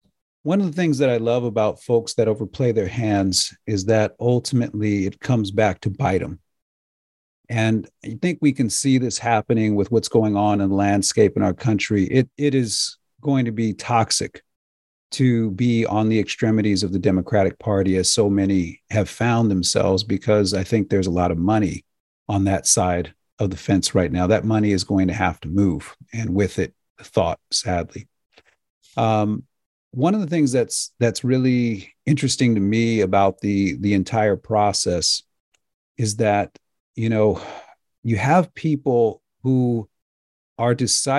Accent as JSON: {"language": "English", "country": "United States", "said": "So I personally, as a dad and as an American, I appreciate both of you."}